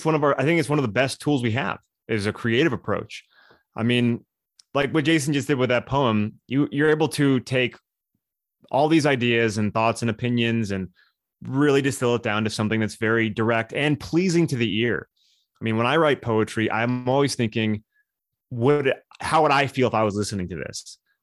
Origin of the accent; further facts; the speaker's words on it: Southern California, United States; moved away; also born or lived in Hollywood; I'm from Southern California